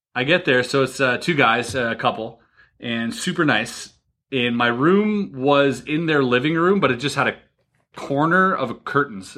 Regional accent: Canada; I'm Canadian

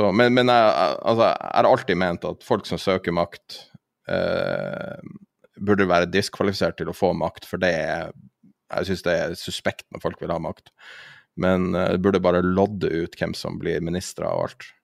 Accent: Tromsø, Troms, Norway; I Tromsø, der jeg er fra

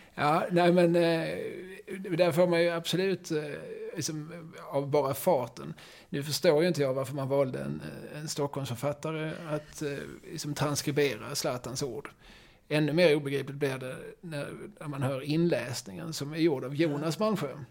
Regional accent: Malmö, Skåne, Sweden; vi är ju Malmöbor

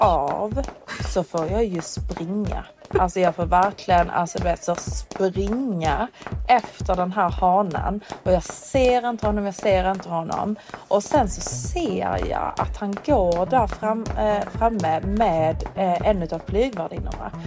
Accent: Sweden; moved away as an adult; also born or lived in London, United Kingdom; now in Dubai, United Arab Emirates; jag är från Sverige

